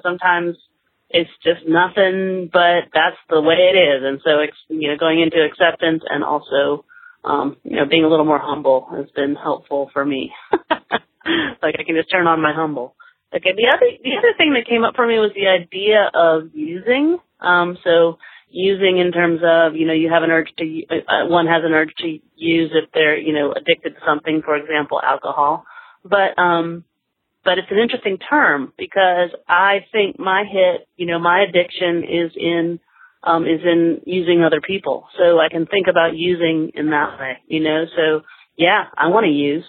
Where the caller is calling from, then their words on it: Georgia, United States; Hi, Spencer. I'm calling you from Georgia.